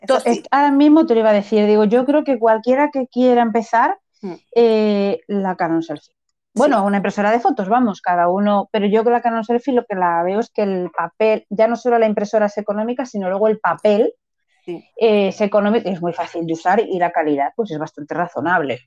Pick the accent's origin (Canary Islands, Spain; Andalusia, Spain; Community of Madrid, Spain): Community of Madrid, Spain; Madrid; yo soy de Madrid